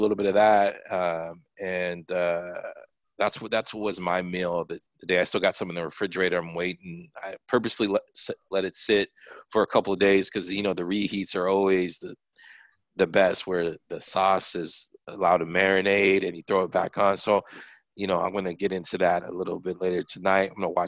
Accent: Japan; born there; I was born in Japan, so I have, Japanese food that I lean towards

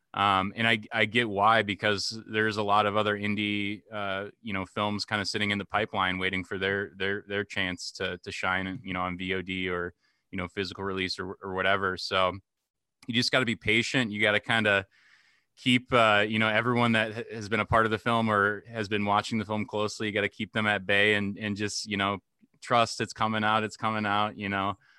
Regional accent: Dubuque, Iowa, United States; here in my hometown, Dubuque, Iowa, like, every Sunday throughout, throughout high school

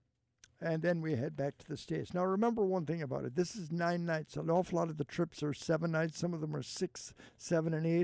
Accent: Ballina, Connacht, Ireland; moved away; my hometown of Ballina in County Mayo

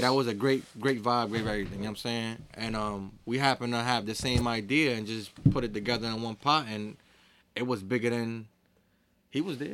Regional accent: Hartford, Connecticut, United States; I'm from Hartford

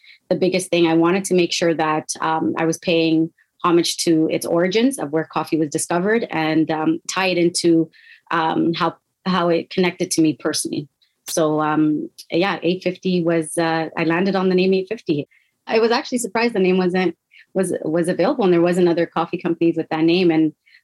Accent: Toronto, Ontario, Canada; now in Ottawa, Canada; I was living in Toronto, which is where I grew up

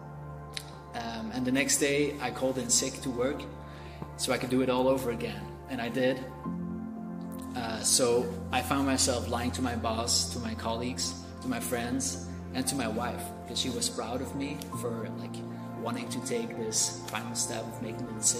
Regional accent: Belgium; I am from Belgium, and I grew up as an atheist

